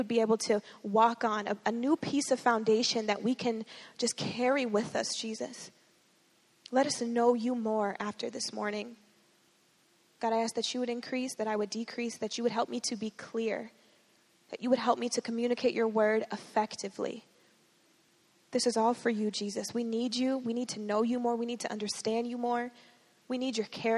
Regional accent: Georgia, United States; moved away as an adult; also born or lived in Minneapolis, Minnesota; I was born in Minneapolis, but I grew up in Georgia

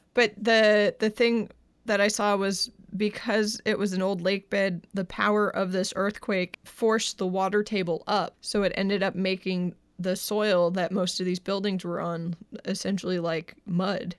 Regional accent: New Hampshire, United States; moved away as an adult; now in California, United States; I was from New Hampshire

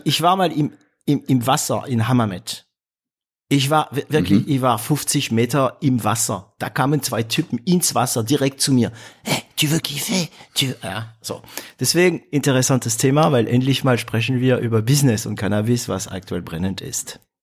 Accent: northern France, France; moved away; bei uns in Nordfrankreich

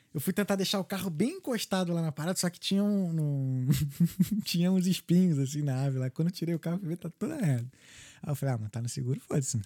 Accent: Brazil; now in Dublin, Ireland; a gente é brasileiro

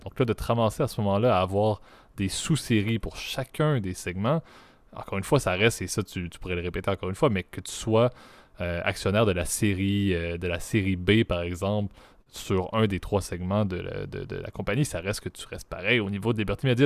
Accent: Canada; Je suis un Canadien

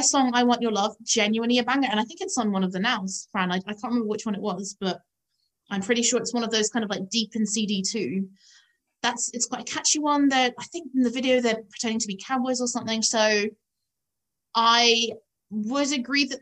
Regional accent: Epsom, South East England, United Kingdom; when I was growing up in Epsom

